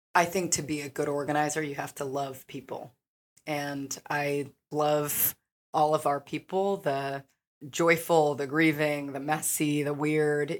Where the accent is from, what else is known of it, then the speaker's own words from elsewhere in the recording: Kansas City, Missouri, United States; So I came back home to do thesis research my senior year on evictions in Kansas City.